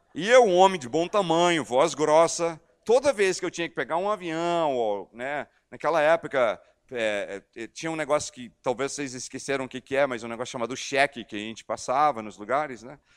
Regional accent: United States; Portuguese is a second language; also born or lived in Amazonas, Brazil / Belo Horizonte, Minas Gerais, Brazil; now in Brazil; eu estou no meu país de origem, Estados Unidos

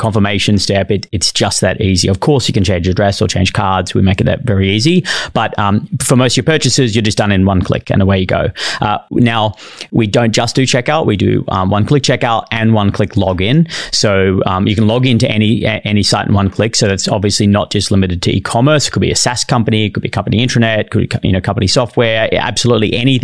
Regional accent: Bondi, regional New South Wales, Australia; accent: Australian; moved away as an adult; also born or lived in Brisbane, Queensland; now in San Francisco, United States; I was born and bred in Bondi, and then I moved to regional New South Wales. So I lived in the country. I lived in Bondi for 10 years, then country for 6 or 8 years, and then I lived in Brisbane the last 10

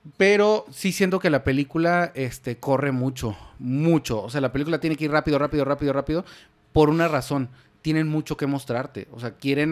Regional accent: Mexico; como una mexicano normal

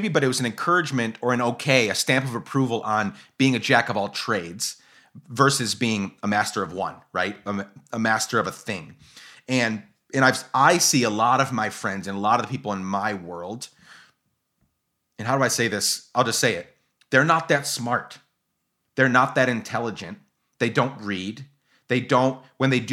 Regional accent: Guatemala; moved away; I grew up in Guatemala

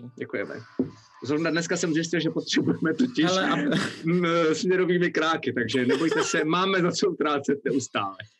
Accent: Czechia; Já nejsem angličan, já jsem Čech

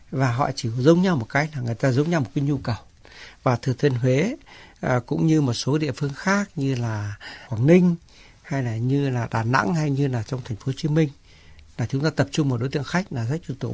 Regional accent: Vietnam; Đây là lần đầu tiên tôi quay lại Việt Nam đem theo người chồng, người ở Canada đến để giới thiệu um, quê hương của mình.

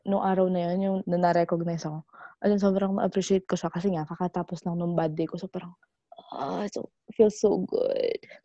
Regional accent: Philippines; now in United States; As a Filipino

